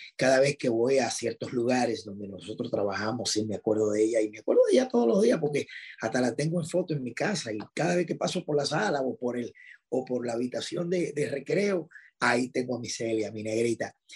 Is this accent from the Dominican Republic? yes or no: yes; Dominican Republic; estar en mi país